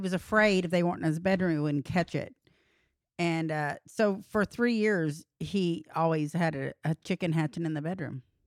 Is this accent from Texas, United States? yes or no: yes; Texas, United States; I'm from Texas and ranches